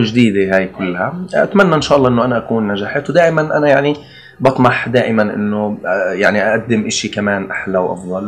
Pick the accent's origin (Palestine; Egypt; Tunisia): Palestine; عندنا بفلسطين